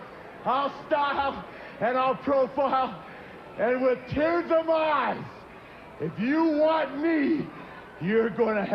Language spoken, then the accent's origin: English; Charlotte, North Carolina, United States; Charlotte's my hometown, brother.